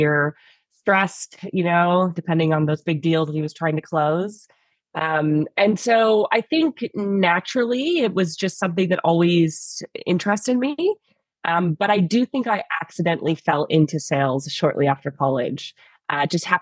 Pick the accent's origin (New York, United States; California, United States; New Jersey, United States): California, United States; San Francisco; now in Australia; I actually grew up in the Bay Area